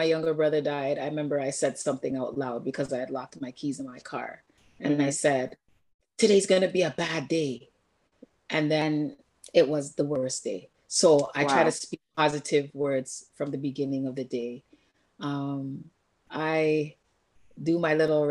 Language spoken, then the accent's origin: English; Toronto, Ontario, Canada; I grew up in Jamestown and Jane and Finch